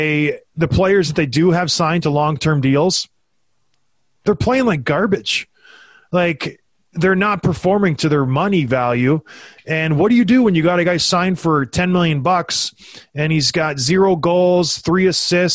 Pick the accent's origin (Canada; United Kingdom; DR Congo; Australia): Canada; moved away; I grew up back home in Canada